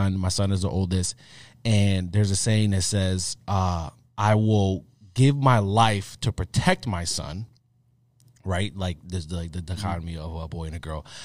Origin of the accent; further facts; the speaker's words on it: Hartford, Connecticut, United States; I grew up in Hartford. I grew up on the North End, which is tough